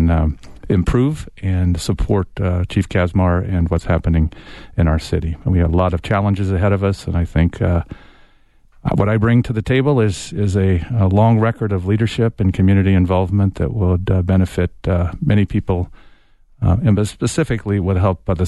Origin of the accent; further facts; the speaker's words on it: Tucson, Arizona, United States; I grew up in Tucson, born and raised here, lived here all of my life